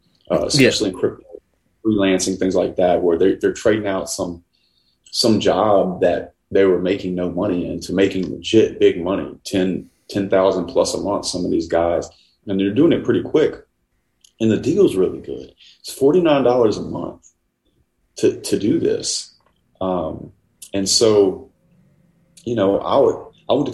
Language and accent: English; Louisiana, United States; I'm from Louisiana.